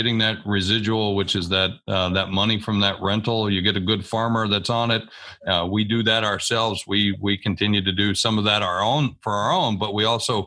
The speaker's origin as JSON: {"language": "English", "region": "South Dakota", "country": "United States", "said": "I'm from South Dakota."}